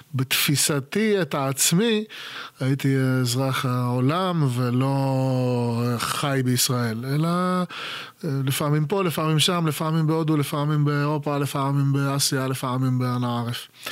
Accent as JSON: {"language": "Hebrew", "country": "Israel", "moved": "yes", "said": "הייתי ישראלי, הייתי ישראלי לא בישראל"}